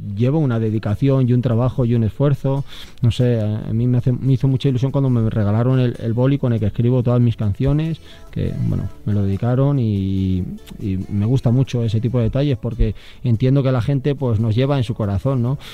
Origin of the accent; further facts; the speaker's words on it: Salamanca, Castile and León, Spain; soy salmantino